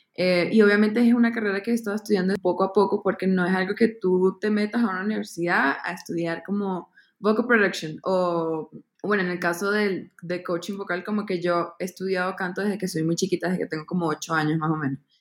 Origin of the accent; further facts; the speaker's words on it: Caracas, Capital District, Venezuela; moved away as an adult; now in Bogotá, Colombia; nací en Venezuela, en Caracas y yo me mudé acá a Bogotá hace cuatro años a estudiar música contemporánea